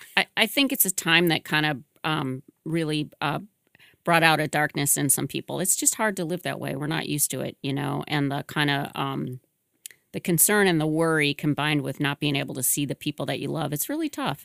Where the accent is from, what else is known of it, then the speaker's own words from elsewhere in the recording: Michigan, United States; moved away as an adult; now in Boston, United States; I'm originally from Michigan